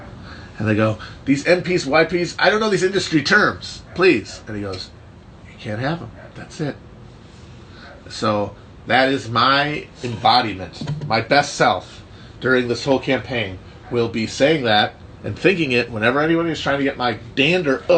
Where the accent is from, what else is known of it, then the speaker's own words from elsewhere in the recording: Midwest, Wisconsin, United States; as a Balkan Midwesterner